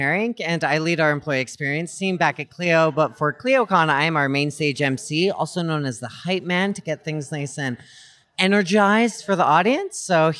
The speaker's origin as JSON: {"language": "English", "town": "Vancouver", "region": "British Columbia", "country": "Canada", "said": "but like a little bit overcast because I'm from Vancouver."}